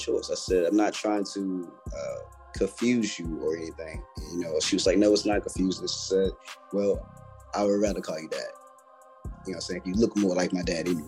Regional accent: Stovall, North Carolina, United States; moved away; I'm from North Carolina originally.

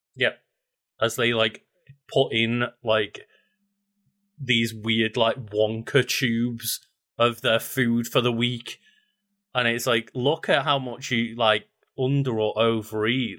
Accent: United Kingdom; especially as a British person

